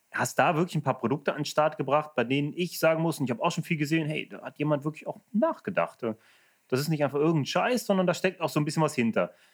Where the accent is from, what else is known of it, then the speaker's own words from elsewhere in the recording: Germany; also ich als Deutscher komme zu einem Unternehmen in Holland, das aber eigentlich Englisch ist.